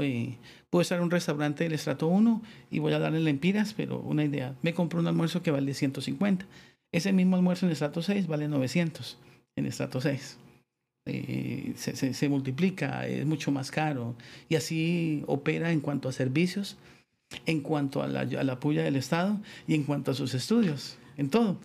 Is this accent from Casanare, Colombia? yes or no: no; Bogotá, Colombia; moved away as an adult; now in San Pedro Sula, Honduras; soy de Bogotá. Básicamente toda mi vida, hablo hasta 20 años, 22 años, eh, viví allí